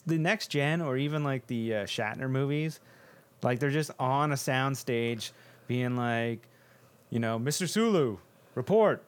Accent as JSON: {"language": "English", "country": "Canada", "said": "there is something about being Canadian"}